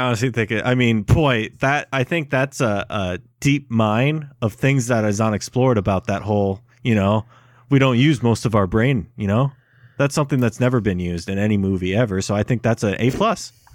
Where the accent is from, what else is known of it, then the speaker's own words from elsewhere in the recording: Waverly, Iowa, United States; my hometown of Waverly, Iowa